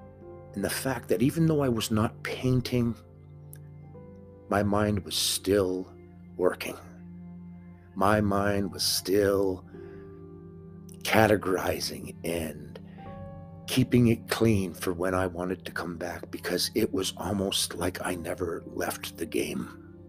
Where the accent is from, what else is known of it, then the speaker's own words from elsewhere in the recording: Canada; I'm Canadian.